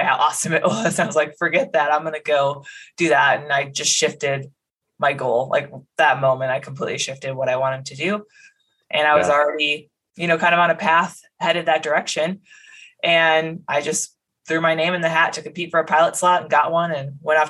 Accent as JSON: {"language": "English", "town": "Medford", "region": "Wisconsin", "country": "United States", "tie": "born or raised there", "moved": "yes", "said": "I'm from Medford, Wisconsin. It's a pretty small town, north central part of the state, about 4,000 people, no military bases nearby. So I really grew up with no exposure to the military at all"}